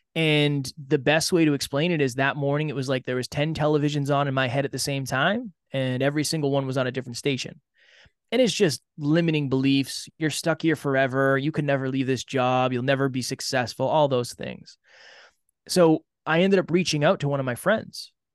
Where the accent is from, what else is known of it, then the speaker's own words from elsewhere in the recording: Uxbridge, Massachusetts, United States; I grew up in a small town in Massachusetts, Uxbridge, Massachusetts.